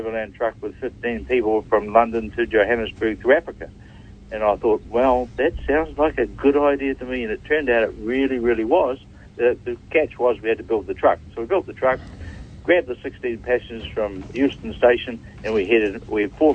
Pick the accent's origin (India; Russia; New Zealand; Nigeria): New Zealand; Allanton, Otago; also born or lived in Mosgiel, New Zealand; I'm a Kiwi born and bred. I'm born in Mosgiel, just south of Dunedin, and I was raised in a small township called Allenton